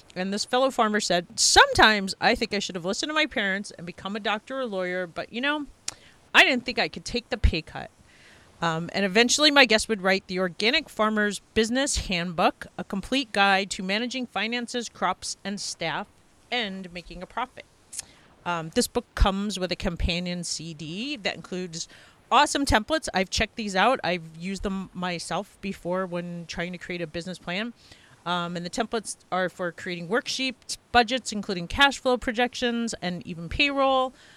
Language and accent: English; Long Island, New York, United States; I grew up on Long Island too